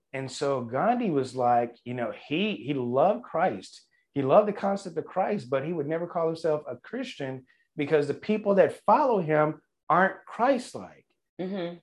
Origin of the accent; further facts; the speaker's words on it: Louisiana, United States; growing up in Louisiana